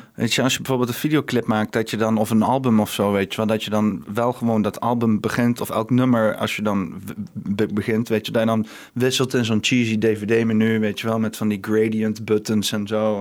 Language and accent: Dutch; Huissen, Gelderland, Netherlands; now in Arnhem, Netherlands; ik kom met Husse eigenlijk, maar dat is hm. heel dicht naast Arnhem